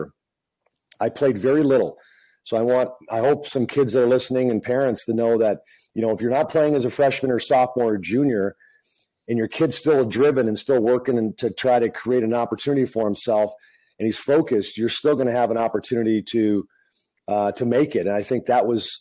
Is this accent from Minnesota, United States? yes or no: yes; North St. Paul, Minnesota, United States; growing up a block away from an outdoor rink in North St. Paul, Minnesota